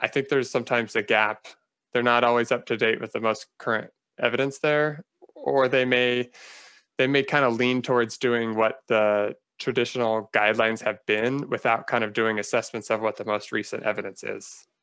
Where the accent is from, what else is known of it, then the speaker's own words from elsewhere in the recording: Phoenix, Arizona, United States; moved away as an adult; also born or lived in Northern California / Los Angeles; now in Silver Spring, United States; I grew up in Phoenix, Arizona.